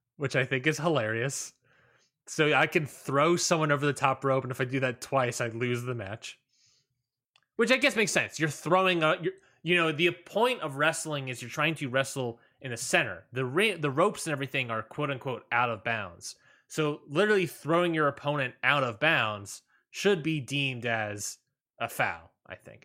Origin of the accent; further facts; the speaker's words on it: Maryland, United States; moved away; I'm from Maryland